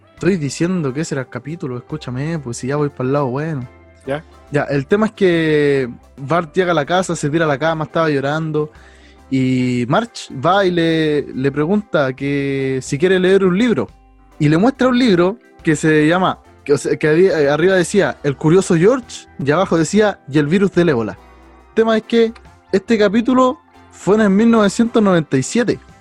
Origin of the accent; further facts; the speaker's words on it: Chile; Acá en Chile